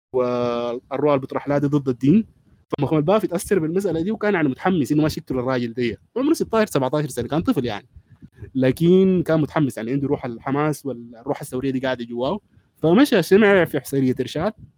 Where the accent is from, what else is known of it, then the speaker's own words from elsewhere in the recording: Sudan; عندنا في السودان